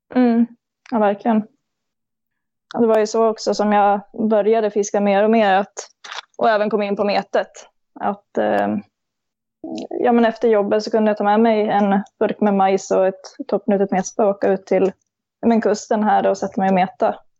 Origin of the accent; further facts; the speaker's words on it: Kungsgården, Gävleborg County, Sweden; kommer ja, en liten bit utanför Gävle, Kungsgården, eh, växte jag upp